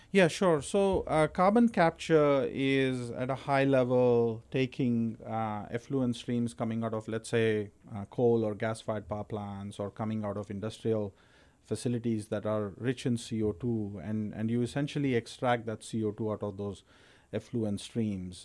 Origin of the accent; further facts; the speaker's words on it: India; moved away as an adult; also born or lived in Texas, United States; now in United States; I'm originally from India. Grew up in India. Uh, came to the U.S. in 1998 uh, for my PhD